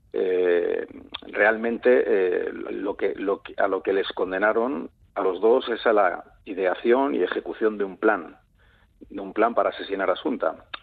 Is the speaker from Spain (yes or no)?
yes; Vilagarcía de Arousa, Galicia, Spain; de donde soy, aunque no de nacimiento me considero, de Vila García de Arousa